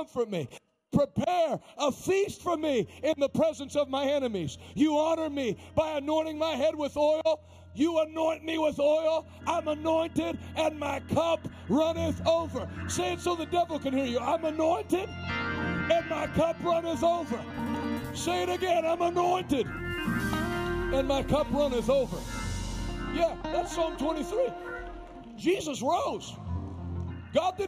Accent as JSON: {"language": "English", "town": "Pittsburgh", "region": "Pennsylvania", "country": "United States", "tie": "born or raised there", "said": "I grew up in Pittsburgh, you know, I know Pittsburgh people"}